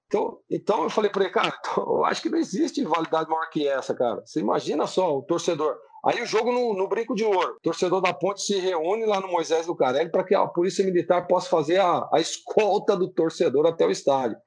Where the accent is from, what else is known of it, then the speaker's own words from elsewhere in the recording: Americana, São Paulo, Brazil; lá na cidade americana, de onde eu sou nascido e criado